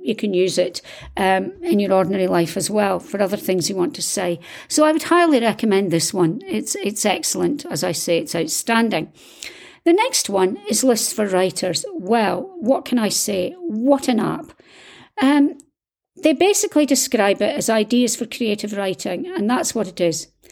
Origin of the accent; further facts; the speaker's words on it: Scotland, United Kingdom; I'm Scottish